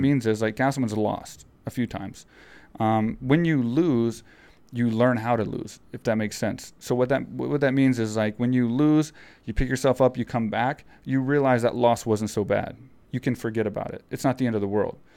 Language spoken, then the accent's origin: English; Texas, United States; I grew up in Texas, so I grew up riding horses and picking